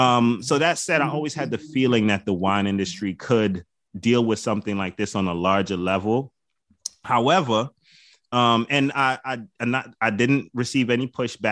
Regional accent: Jamaica; You know, like I'm Jamaican, so you get the right beef patty and cocoa bread.

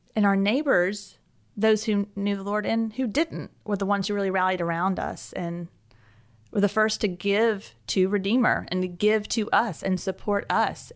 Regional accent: Alpharetta, Georgia, United States; moved away as an adult; also born or lived in Atlanta, Georgia; now in Birmingham, United States; I grew up in a, a town just north of Atlanta called Alpharetta, and I, um, lived there my whole life.

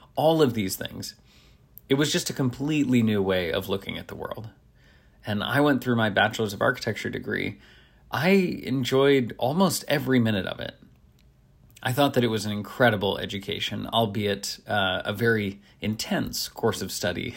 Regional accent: Nashville, Tennessee, United States; where I grew up in Nashville

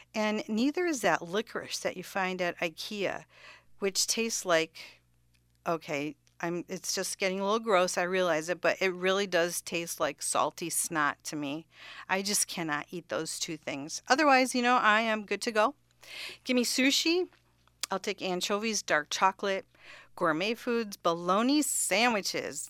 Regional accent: Cudahy, Wisconsin, United States; moved away as an adult; also born or lived in Kansas; now in Connecticut, United States; I do appreciate all of the good Armenian food that I enjoyed growing up in Cudahy, Wisconsin

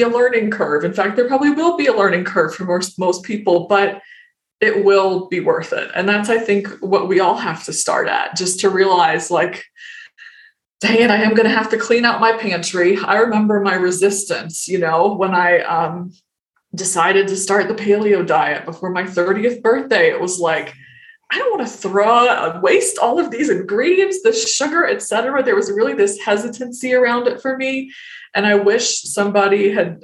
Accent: the South, United States; growing up in the South

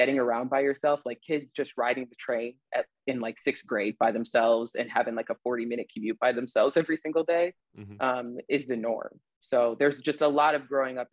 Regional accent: Chicago, Illinois, United States; I did my early growing up in the suburbs of Chicago. Mm-hmm. And then after my parents had divorced, we moved to the city.

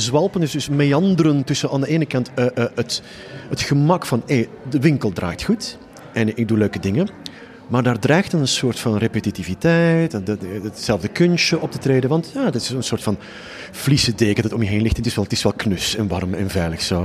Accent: just south of Utrecht, Flanders, Belgium; accent: Flemish (implied); Je hoort ook onmiddellijk aan mijn accent, wat wij trouwens een taal noemen, eh, dat ik eh, net iets ten zuiden van eh, Utrecht woon. maar ik werk voornamelijk in Nederland

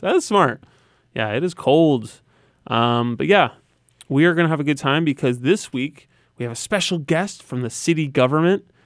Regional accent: Coventry, Connecticut, United States; now in New Haven, United States; I grew up in Coventry

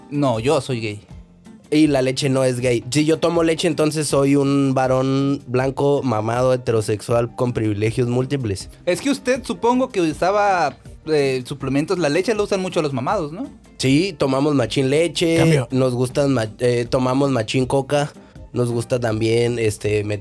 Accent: Oaxaca, Mexico; Yo de repente, como le digo, yo soy de Oaxaca, y entonces allá lo que hacíamos era eh, pues una tradición azteca

